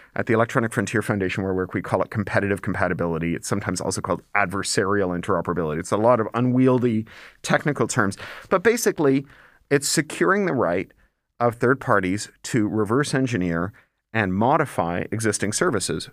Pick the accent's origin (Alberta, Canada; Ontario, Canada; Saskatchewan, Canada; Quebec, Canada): Ontario, Canada; Toronto; when I was growing up in Toronto